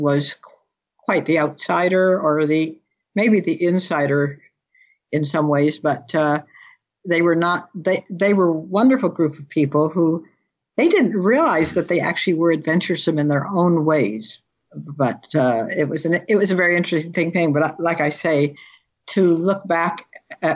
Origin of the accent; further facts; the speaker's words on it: Camarillo area, California, United States; moved away as an adult; also born or lived in Detroit, Michigan / New Zealand; now in Camarillo, United States; I was born in Detroit, but I was dragged up about 30 miles from Camarillo. But my home is New Zealand when I'm there